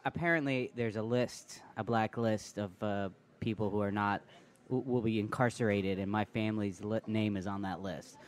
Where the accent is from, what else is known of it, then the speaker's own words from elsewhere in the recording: New York, United States; I grew up in New York, uh, the, uh, in in the Bronx, the Boogie Down